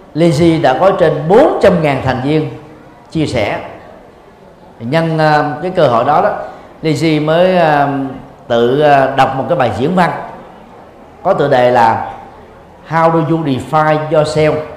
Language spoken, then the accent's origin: Vietnamese; Vietnam; Việt Nam mình